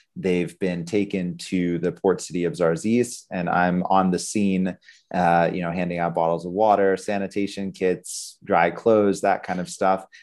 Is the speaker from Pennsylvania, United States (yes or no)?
yes; Pittsburgh, Pennsylvania, United States; growing up in Pittsburgh, Pennsylvania